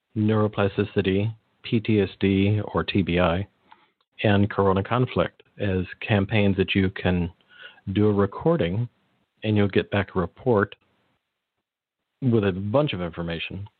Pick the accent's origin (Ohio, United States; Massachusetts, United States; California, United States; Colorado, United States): California, United States; Monterey Peninsula; I grew up in the Monterey Peninsula, so about three hours south of San Francisco